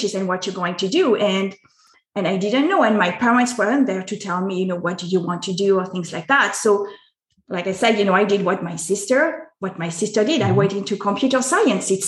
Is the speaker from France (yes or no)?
yes; France; I was born in France. Mm-hmm. I am both French and American, but I was born in France